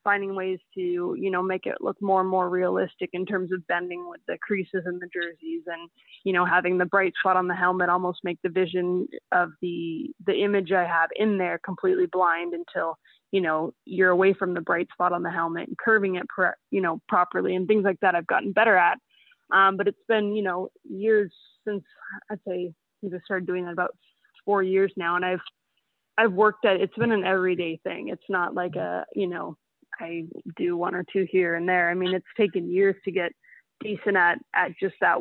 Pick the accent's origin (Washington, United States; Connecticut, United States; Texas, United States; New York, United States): Washington, United States; Seattle; moved away as an adult; now in Vancouver, Canada; I grew up in Seattle